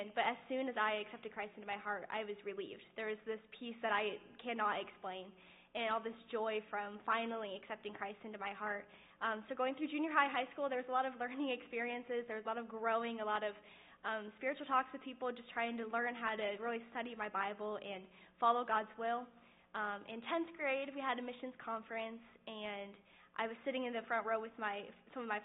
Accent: Avon, Indiana, United States; I grew up in Avon

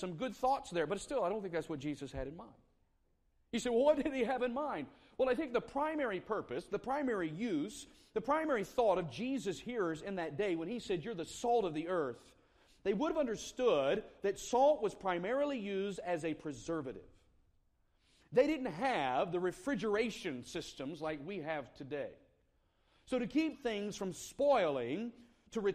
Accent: the South, United States; moved away as an adult; also born or lived in South Carolina; now in Indianapolis, United States; I grew up in the South

